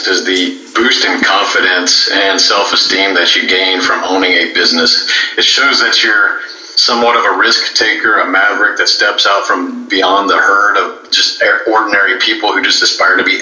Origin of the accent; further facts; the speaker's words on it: Houston, Texas, United States; I am a native Houstonian. I grew up here in the Houston area